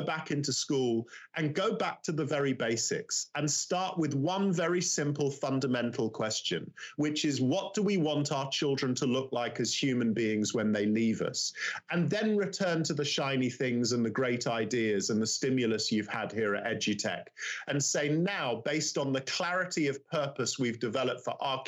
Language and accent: English; London, United Kingdom; I'm from London